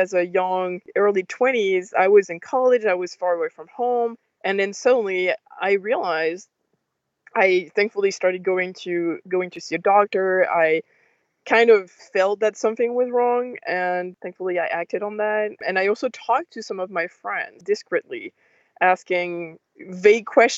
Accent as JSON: {"language": "English", "country": "France", "tie": "born or raised there", "said": "I grew up in France"}